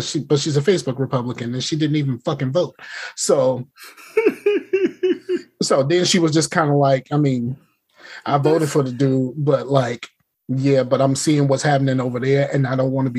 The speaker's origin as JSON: {"language": "English", "region": "the South", "country": "United States", "accent": "Southern", "said": "I am a Southerner"}